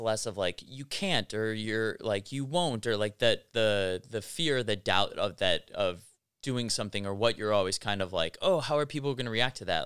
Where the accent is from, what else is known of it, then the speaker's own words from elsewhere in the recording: Highland Park, Illinois, United States; moved away as an adult; also born or lived in Los Angeles / East Coast; now in South Bay, Los Angeles, United States; I'm originally from Chicago, uh, north suburb called Highland Park